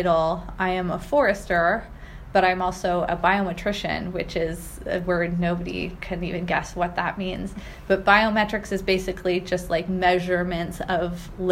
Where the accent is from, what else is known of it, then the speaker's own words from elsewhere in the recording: Pacific Northwest, United States; growing up in the Pacific Northwest